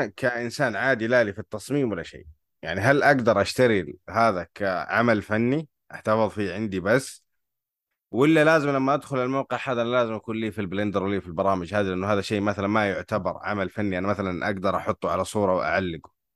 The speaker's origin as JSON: {"language": "Arabic", "country": "Saudi Arabia", "said": "من السعوديه"}